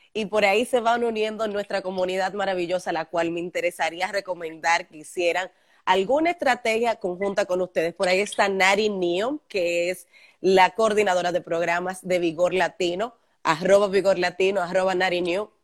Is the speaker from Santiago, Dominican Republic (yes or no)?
yes; Santiago de los Caballeros, Santiago, Dominican Republic; somos santiagueros, nos conocemos